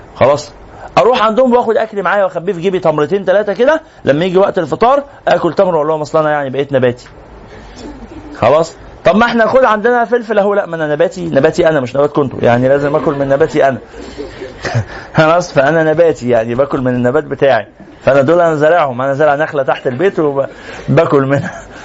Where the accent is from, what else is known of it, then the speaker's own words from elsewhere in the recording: Egypt; احنا كمصريين